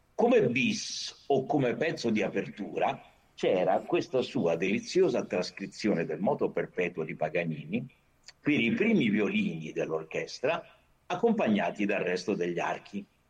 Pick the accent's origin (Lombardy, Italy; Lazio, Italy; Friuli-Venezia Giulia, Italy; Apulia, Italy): Lazio, Italy; Rome; io sono nato a Roma amo molto Roma